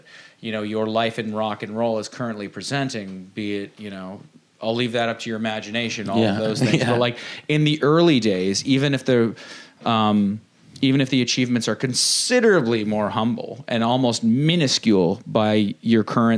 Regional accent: Dundas, Ontario, Canada; we're from Dundas, which is basically like the Shire from Lord of the Rings

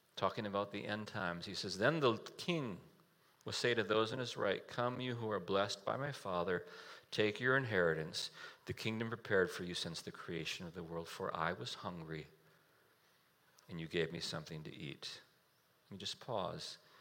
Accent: United States; as an American, I live in a house

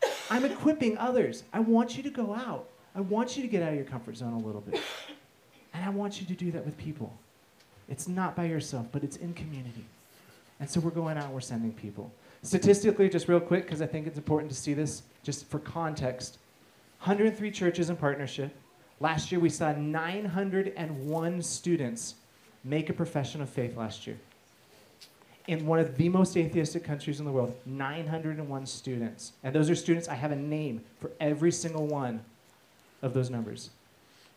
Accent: United States; being American

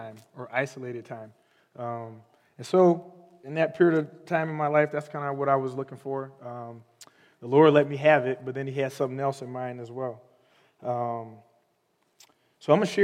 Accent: Holland, Michigan, United States; also born or lived in Chicago, Illinois; I'm from Holland, Michigan. I've lived there for the majority of my life

